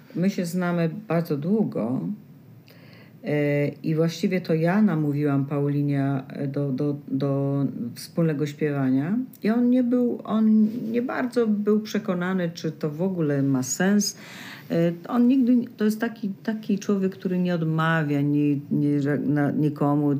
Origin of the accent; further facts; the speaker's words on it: Poland; moved away as an adult; Ja z Polski